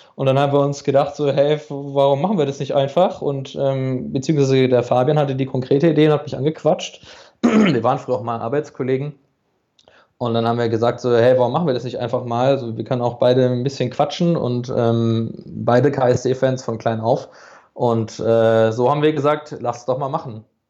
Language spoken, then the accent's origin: German; Karlsruhe, Baden-Württemberg, Germany; geboren, aufgewachsen in Karlsruhe bin ich